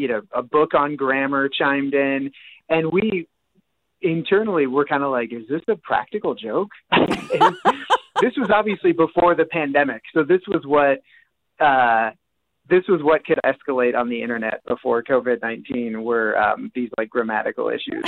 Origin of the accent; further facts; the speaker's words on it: outside Des Moines, Iowa, United States; moved away as an adult; also born or lived in Philadelphia, Pennsylvania; I grew up outside Des Moines